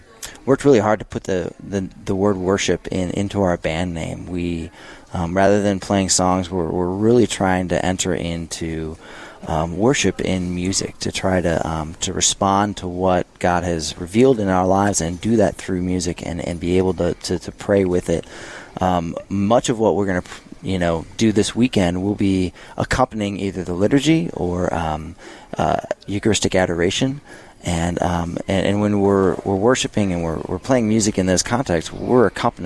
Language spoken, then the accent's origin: English; St. Louis, Missouri, United States; moved away; I'm from St. Louis, Missouri